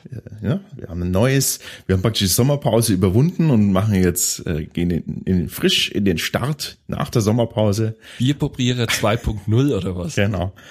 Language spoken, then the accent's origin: German; Bavaria, Germany; bei uns, bei uns in Franken gibt's diese, diese Plop-Verschlüsse eigentlich noch relativ oft.